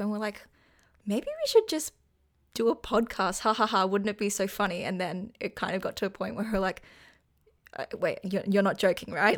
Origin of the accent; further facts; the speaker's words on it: Australia; I'm actually Australian and live on the east coast of Australia